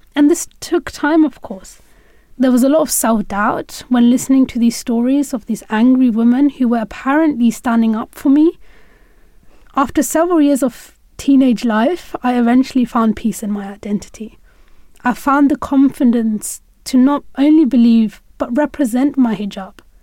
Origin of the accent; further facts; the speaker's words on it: United Kingdom; As a young woman growing up in Britain